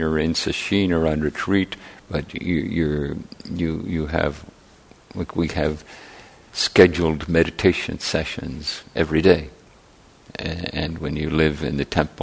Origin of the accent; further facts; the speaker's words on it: Ireland; now in San Francisco Bay Area, United States; I grew up in Ireland, and the neighborhood was sort of a stable entity